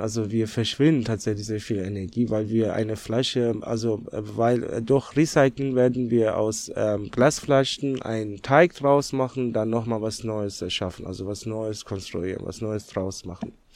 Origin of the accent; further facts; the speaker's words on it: Tehran, Tehran Province, Iran; German is a second language; also born or lived in Netherlands; now in Germany; gebürtiger Iraner bin ich, also in Teheran aufgewachsen